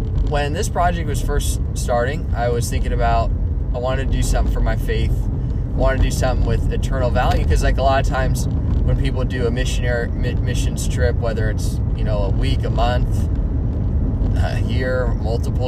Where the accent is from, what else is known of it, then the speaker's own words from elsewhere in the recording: Dublin, California, United States; I'm from Dublin, California